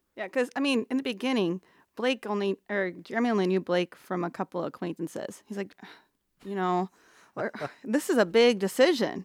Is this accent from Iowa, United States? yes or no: yes; Council Bluffs, Iowa, United States; moved away as an adult; also born or lived in Sarasota, Florida; born and raised in Council Bluffs